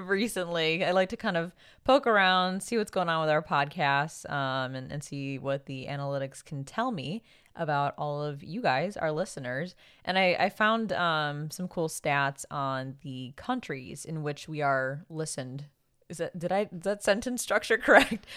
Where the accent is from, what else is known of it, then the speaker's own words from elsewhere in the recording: Philippines; now in United States; we're both Filipino